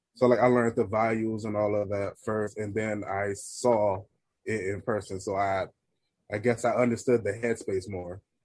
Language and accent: English; Washington, District of Columbia, United States; the chapter that I joined is based in my hometown city, Washington D.C.